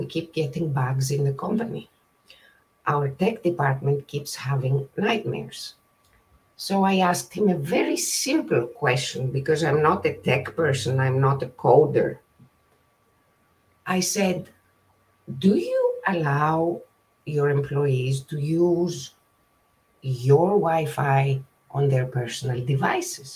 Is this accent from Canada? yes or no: no; Greece; moved away as an adult; now in California, United States; I was born and raised in Greece, and I moved to California in 1998, became a citizen in 2004